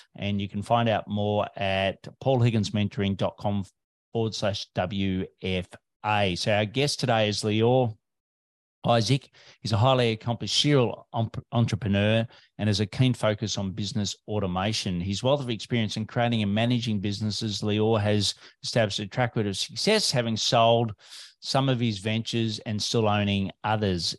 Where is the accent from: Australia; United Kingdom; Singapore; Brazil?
Australia